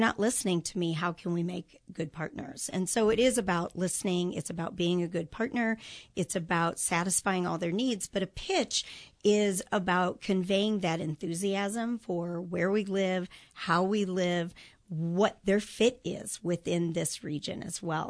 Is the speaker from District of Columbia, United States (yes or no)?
no; Chicago suburbs, Illinois, United States; moved away as an adult; now in Kansas City, United States; I grew up in the Chicago suburbs